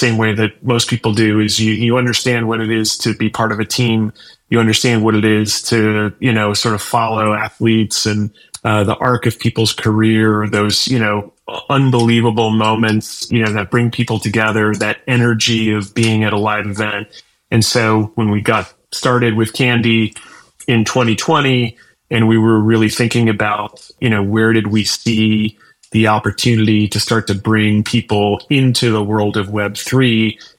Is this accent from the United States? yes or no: yes; Illinois, United States; also born or lived in Minnesota / Wisconsin; But I grew up in the Midwest and in Illinois and Minnesota and Wisconsin.